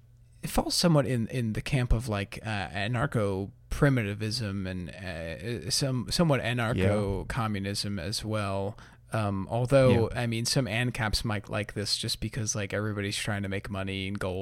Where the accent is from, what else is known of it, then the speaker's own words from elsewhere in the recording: Northeast, United States; I mean, I'm from the Northeast.